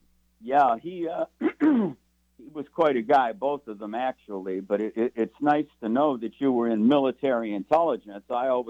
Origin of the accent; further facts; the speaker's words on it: Cleveland, Ohio, United States; I'm from Cleveland, Ohio.